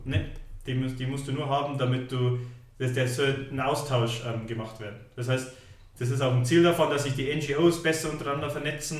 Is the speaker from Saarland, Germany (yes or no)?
no; Munich, Bavaria, Germany; also born or lived in Stockholm; ich bin geboren, aufgewachsen, in die Schule gegangen in München